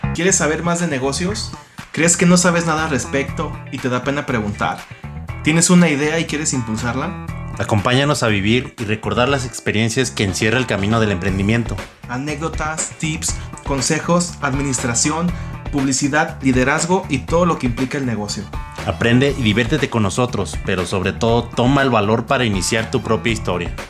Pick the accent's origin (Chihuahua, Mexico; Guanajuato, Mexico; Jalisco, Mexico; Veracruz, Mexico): Guanajuato, Mexico; San Francisco del Rincón; De Guanajuato, de un municipio de San Francisco del Rincón